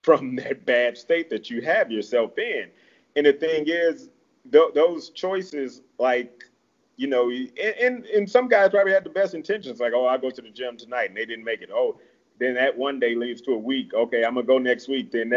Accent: Midwest, United States; now in Mesa, United States; I'm from the Midwest, heavy meat and potato country

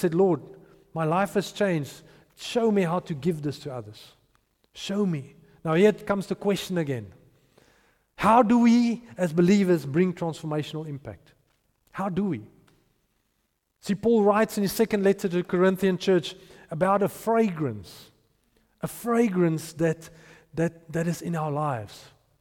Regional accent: Potchefstroom, North West, South Africa; I grew up in Potchefstroom.

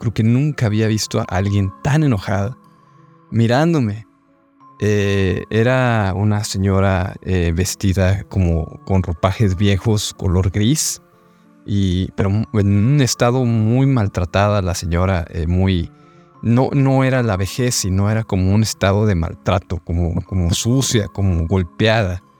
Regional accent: Monterrey, Nuevo León, Mexico; Hola amigos de Sociedad Secreta … soy de Monterrey y quiero compartirles mi anécdota. Yo cuando era niño em, en casa de mis padres viví diferentes momentos de terror paranormales

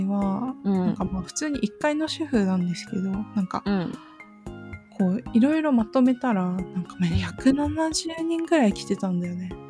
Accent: Japan; 離島の出身だからさやっぱ同級生とか

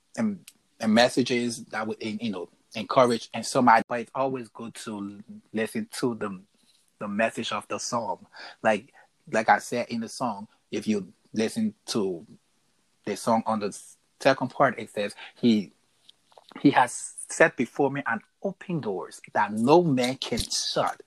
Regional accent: Liberia; now in Minnesota, United States; live in Minnesota, born and raised in Liberia.

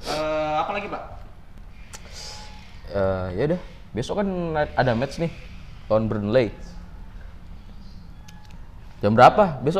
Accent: Gunungkidul, Special Region of Yogyakarta, Indonesia; born there; also born or lived in Sleman; kau ngomong Jogja tapi dukung Sleman maksudmu apa ya kan gue lahir di Gunung Kidul ya

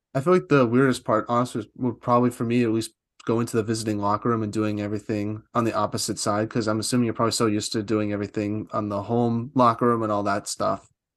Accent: East Coast, United States; I'm from the East Coast

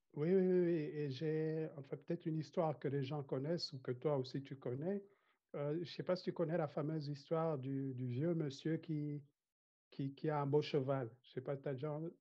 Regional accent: Rwanda; je viens du Rwanda, euh, un pays blessé par le génocide des Tutsis que nous avons connu

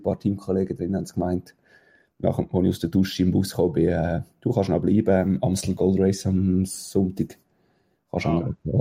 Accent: Switzerland

